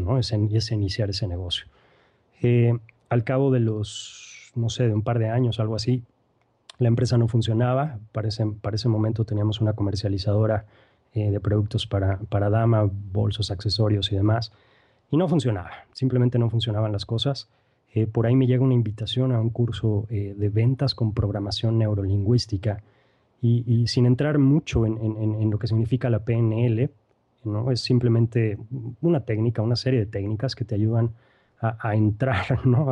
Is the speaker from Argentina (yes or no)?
no; Mexico; now in Querétaro, Mexico; soy queretano, eh, mexicano, mejor dicho, queretano de importación